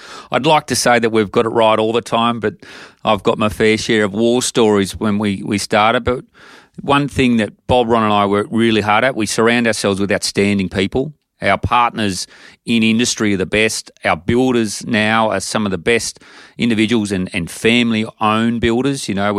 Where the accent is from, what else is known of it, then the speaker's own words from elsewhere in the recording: Gunnedah, New South Wales, Australia; I'm a kid from Gunnedah in country New South Wales. And when I moved to Sydney, I fell in love with property